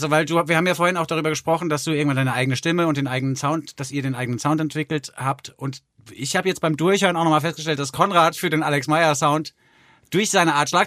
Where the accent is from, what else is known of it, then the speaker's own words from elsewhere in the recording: Frankfurt, Hesse, Germany; born there; weil ich bin ja geboren in Frankfurt am Main und das ist auch eine Stadt, die man erst lieben lernt, wenn man da Zeit verbringt